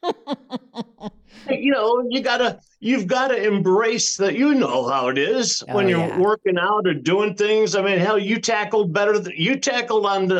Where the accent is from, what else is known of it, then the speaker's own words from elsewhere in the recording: Cleveland, Ohio, United States; I grew up in Cleveland